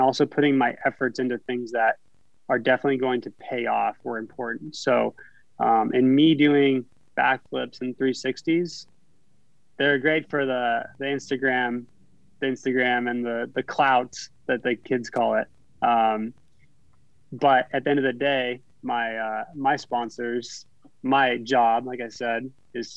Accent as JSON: {"language": "English", "region": "a small town in Northern California", "country": "United States", "tie": "born or raised there", "moved": "as an adult", "lives_now": "Idaho, United States", "said": "I was from a small town in Northern California. And I grew up in an area where I could ride my BMX bike downtown and feel safe"}